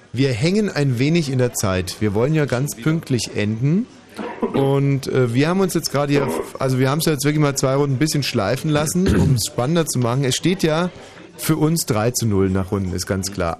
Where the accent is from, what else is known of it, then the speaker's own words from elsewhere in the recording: Germany; ich bin hier in Deutschland aufgewachsen, bin stolz darauf